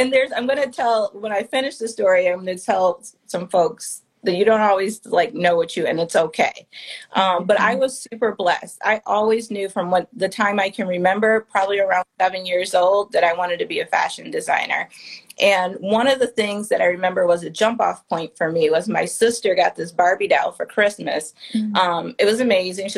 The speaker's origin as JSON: {"language": "English", "town": "Detroit", "region": "Michigan", "country": "United States", "tie": "born or raised there", "also_born_or_lived": "New York", "moved": "yes", "said": "Detroit, my hometown"}